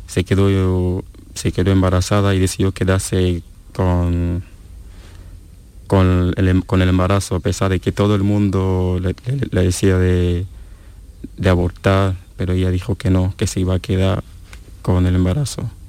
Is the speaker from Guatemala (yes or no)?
no; Cameroon; Spanish is a second language; me viene la historia, eh, una historia que, ha ocurrido en mi país, una historia muy famosa que conoce casi todo lo que vive en la ciudad de Duala.